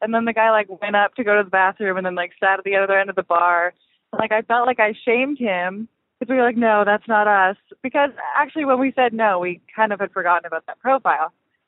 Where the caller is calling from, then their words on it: the South, United States; I'm calling from the South.